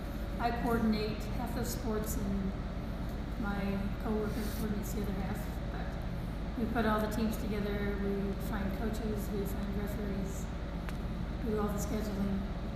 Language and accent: English; Springville, Utah, United States; It was good. Had a lot of fun with all my young friends. We all played sports together. Went to Springville High School.